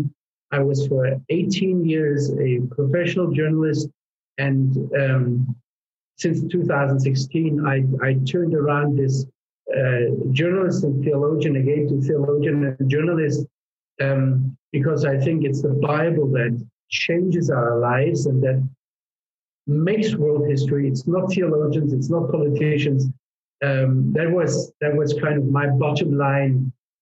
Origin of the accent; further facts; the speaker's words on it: Black Forest, Baden-Württemberg, Germany; moved away as an adult; also born or lived in Czech Republic; now in Israel; I grew up in the Black Forest